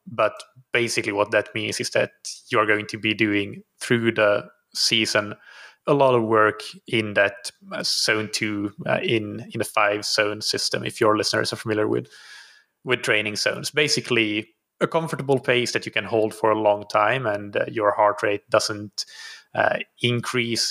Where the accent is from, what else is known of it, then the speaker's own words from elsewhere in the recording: Finland; moved away as an adult; also born or lived in Helsinki, Finland; now in Portugal; So I'm from Finland originally. I live in Portugal now, though, have been uh, living here for two and a half years